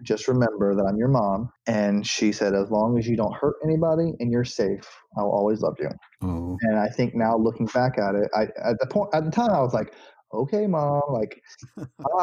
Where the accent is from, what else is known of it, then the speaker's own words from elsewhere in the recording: Auburndale, Florida, United States; also born or lived in Bartow, Florida; I was born in a small town in Central Florida called Bartow. And then I grew up in another small town called Auburndale